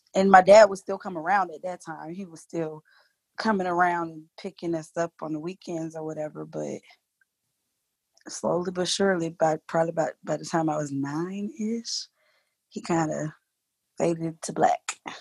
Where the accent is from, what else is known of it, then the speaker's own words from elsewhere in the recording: Alexandria, Virginia, United States; also born or lived in Lorton, Virginia; now in Georgia, United States; I was born in Alexandria, Virginia